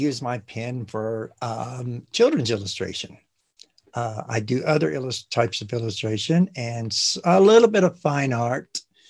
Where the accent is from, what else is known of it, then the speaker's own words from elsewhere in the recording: Indiana, United States; now in New Mexico, United States; I'm from the Midwest in the United States too. Yeah, from Indiana.